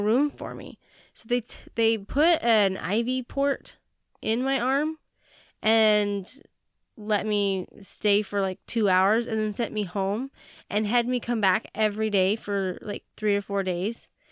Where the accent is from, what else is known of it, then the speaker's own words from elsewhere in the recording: Montana, United States; I was not born in Hawaii, and I was born in Montana